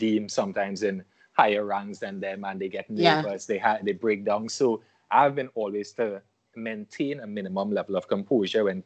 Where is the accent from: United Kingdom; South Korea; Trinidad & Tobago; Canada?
Trinidad & Tobago; I am born and raised in Trinidad and Tobago, citizen of Trinidad and Tobago. I grew up here